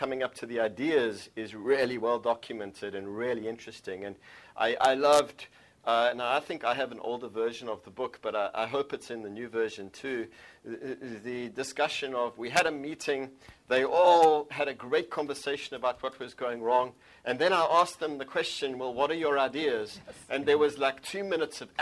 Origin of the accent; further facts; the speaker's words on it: South Africa; I come from South Africa, which is a country that is a few hundred years old.